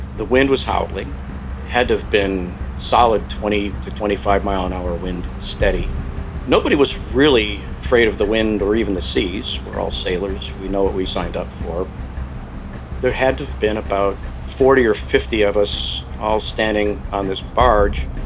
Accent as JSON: {"language": "English", "town": "Pensacola", "region": "Florida", "country": "United States", "said": "I'm from Pensacola, Florida, home of the Blue Angels"}